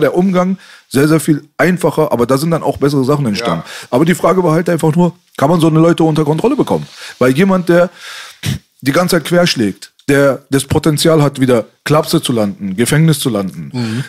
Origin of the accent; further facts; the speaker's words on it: Berlin, Germany; bei uns in Kreuzberg